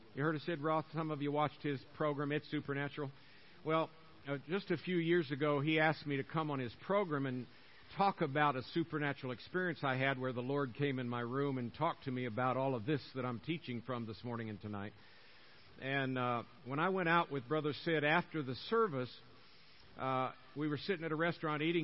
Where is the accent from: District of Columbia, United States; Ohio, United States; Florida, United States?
Florida, United States; Tampa; moved away; I'm born and raised in uh, Tampa, Florida